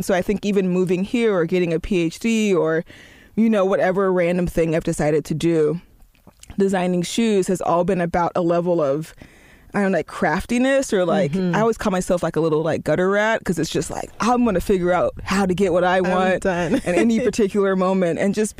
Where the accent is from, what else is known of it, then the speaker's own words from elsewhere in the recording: Oakland, California, United States; moved away; it's my hometown, and I have a real, and like, forever love for it. I don't want to live there ever again, but I do love it.